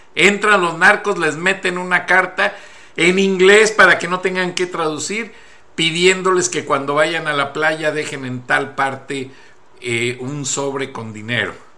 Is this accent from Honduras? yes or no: no; near Salamanca, Guanajuato, Mexico; la refinería de Salamanca, ahí cerca de mi pueblo